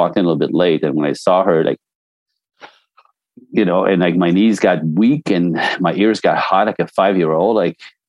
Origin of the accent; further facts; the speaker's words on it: Canada; now in Los Angeles, United States; I'm French Canadian. So I was born in a snowbank